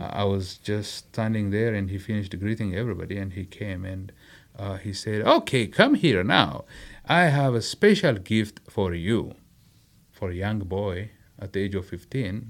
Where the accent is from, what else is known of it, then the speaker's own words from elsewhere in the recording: Adama, Oromia, Ethiopia; moved away; I was raised in Nazareth, a commercial town